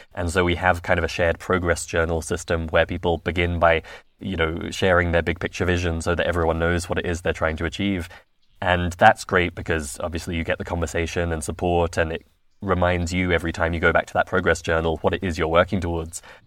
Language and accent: English; London, United Kingdom; I'm originally from London